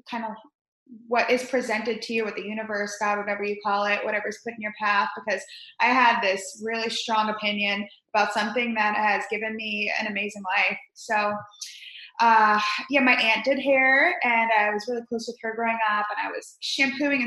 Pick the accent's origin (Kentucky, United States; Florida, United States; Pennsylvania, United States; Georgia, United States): Florida, United States; Spring Hill; also born or lived in New York / Chicago; now in Tampa, United States; we moved to Spring Hill, Florida, which not many people have heard